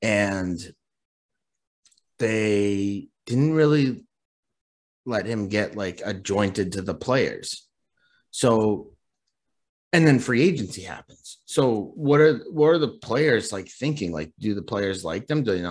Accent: United States; I was born here. I live here

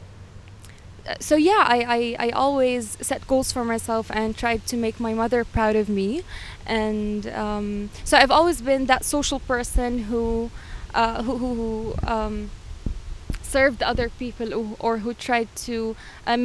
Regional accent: Jordan; moved away as an adult; In my country, I'm originally from Jordan

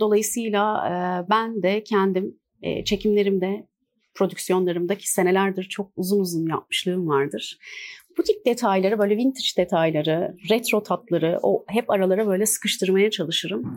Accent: İzmir, Turkey; moved away as an adult; now in Istanbul, Turkey; 1984 e, İzmir doğumluyum

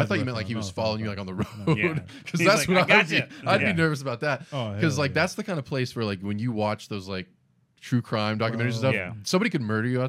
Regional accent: Ocala, Florida, United States; also born or lived in Jacksonville, Florida; Yeah, but I spent most of my life in Ocala.

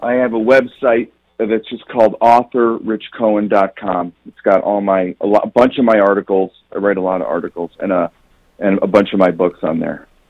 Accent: Chicago, Illinois, United States; I'm from Chicago, so sort of the high school basketball scene in Chicago in the in the 70s and 80s, where I was growing up, have, was amazing

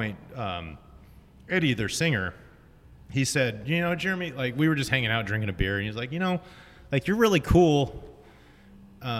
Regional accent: Texas, United States; moved away as an adult; also born or lived in Austin, Texas / Orange, California; now in Long Beach, United States; I'm from Texas originally. I moved out here to go to Chapman Film School.

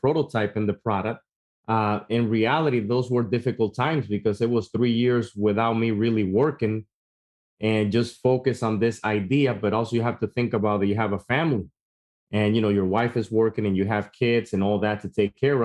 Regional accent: Dominican Republic; now in United States; I grew up back in Dominican Republic

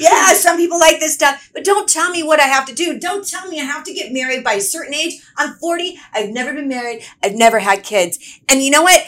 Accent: Atlanta, Georgia, United States; now in Los Angeles, United States; originally I'm from Atlanta, Georgia.

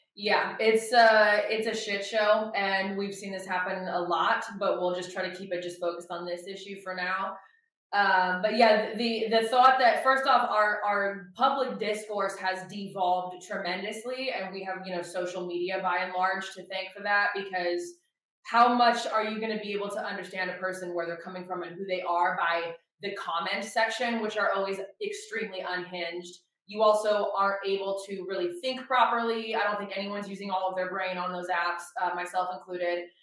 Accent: Oregon, United States; moved away as an adult; also born or lived in Los Angeles, California; now in Nashville, United States; being born and raised in Oregon, which is a very liberal area, especially the city I was in.

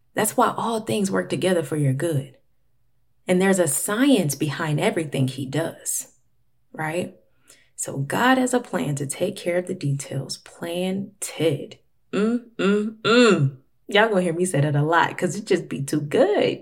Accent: Florida, United States; now in Atlanta, United States; Florida, which is where I'm actually from. I currently live in Atlanta, but I was born in Florida

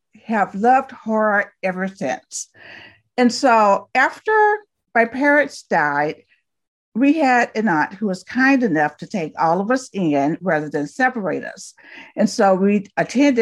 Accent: Talladega, Alabama, United States; I was born and raised in Talladega, Alabama

